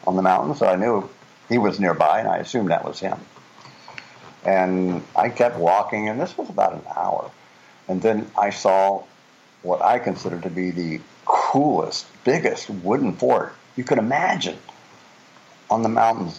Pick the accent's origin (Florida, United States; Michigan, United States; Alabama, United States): Florida, United States; now in Netherlands; I'm from Florida, which is even flatter than a pancake.